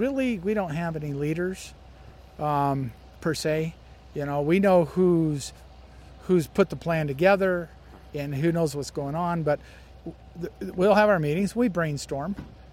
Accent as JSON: {"language": "English", "town": "Las Vegas", "region": "Nevada", "country": "United States", "said": "I'm from Las Vegas."}